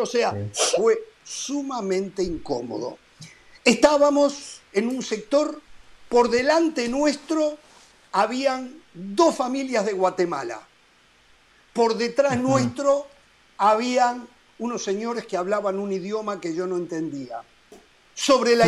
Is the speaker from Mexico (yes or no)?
no; Uruguay; como uruguayo